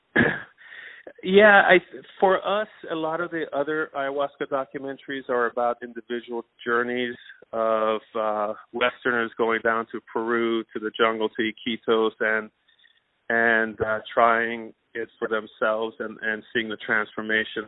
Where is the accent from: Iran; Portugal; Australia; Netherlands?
Iran; now in United States; originally I was born in Iran